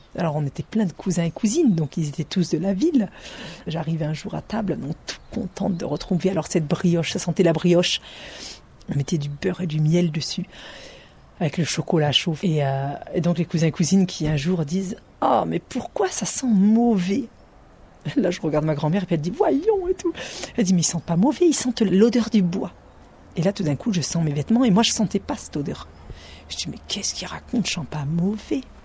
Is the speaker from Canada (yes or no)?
no; Ariège, Occitania, France; j'ai grandi à Figuette